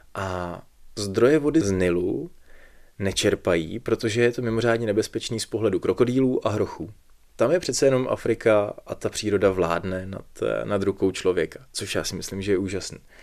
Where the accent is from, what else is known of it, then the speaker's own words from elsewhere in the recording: Plzeň, Plzeň Region, Czechia; jsem z Plzně